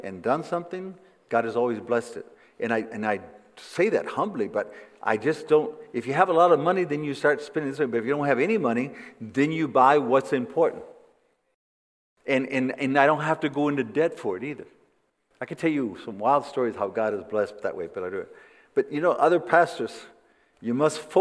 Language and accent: English; Flint, Michigan, United States; moved away as an adult; now in Costa Rica; I was born in Flint, Michigan.